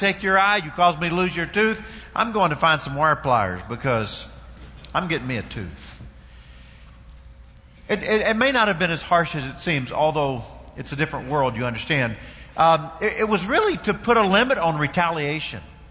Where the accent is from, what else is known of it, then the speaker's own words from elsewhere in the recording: Kentucky, United States; I know I'm from Kentucky, but where I'm from